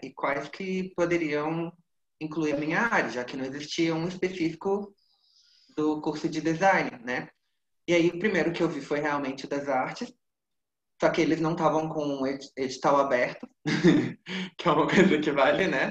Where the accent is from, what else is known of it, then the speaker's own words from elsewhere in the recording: Minas Gerais, Brazil; Eu sou mineiro